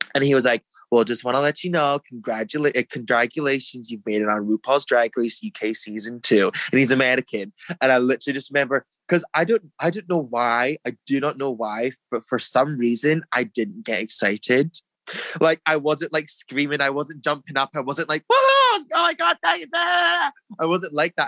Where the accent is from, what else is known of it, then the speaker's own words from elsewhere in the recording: Dundee, Scotland, United Kingdom; moved away; also born or lived in United States; growing up in Dundee when I was younger, moving to America, I moved to America